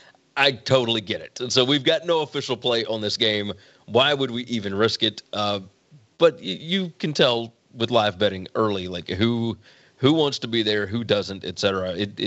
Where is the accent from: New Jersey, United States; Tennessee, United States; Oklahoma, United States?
Tennessee, United States; Memphis; let's head to my hometown. That's right. The Liberty Bowl in Memphis, Tennessee